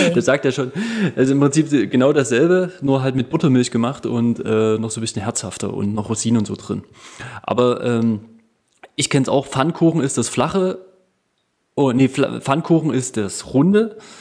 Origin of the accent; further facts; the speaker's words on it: Ore Mountains, Saxony, Germany; accent: Saxon, Erzgebirgisch; ich kann ja mein, mein Sächsisch und Erzgebirgisch ja auch nicht so komplett äh, verbergen